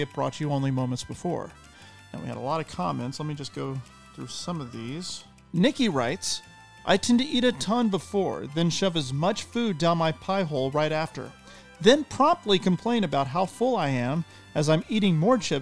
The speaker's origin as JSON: {"language": "English", "town": "El Paso", "region": "Texas", "country": "United States", "moved": "yes", "lives_now": "Tennessee, United States", "said": "I'm from El Paso, and we have sopapillas at the end of every meal there."}